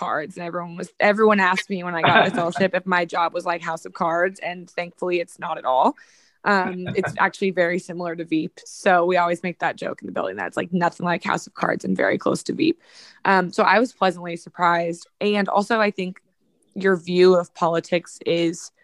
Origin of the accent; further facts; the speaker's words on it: Sacramento, California, United States; I'm from Sacramento. I grew up like 10 minutes from downtown